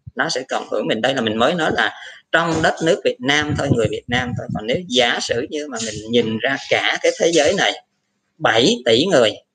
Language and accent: Vietnamese; Vietnam; người Việt Nam mình